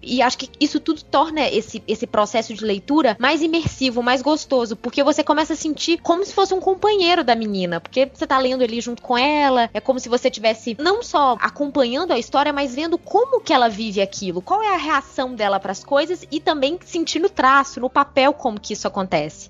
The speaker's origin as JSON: {"language": "Portuguese", "region": "Minas Gerais", "country": "Brazil", "said": "sou mineira, que não falo desse jeito, mas que tenho o meu próprio sotaque"}